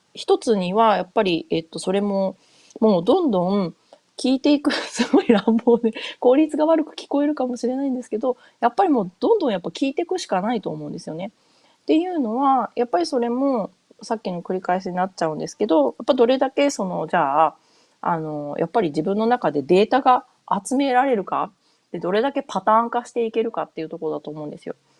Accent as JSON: {"language": "Japanese", "area": "Hokuriku", "region": "Toyama", "country": "Japan", "tie": "born or raised there", "first_language": "Japanese", "moved": "as an adult", "lives_now": "United States", "said": "私日本で普通に生まれて育って、で、小中高と、えっ、ー、と、北陸の富山にいたんですけれど"}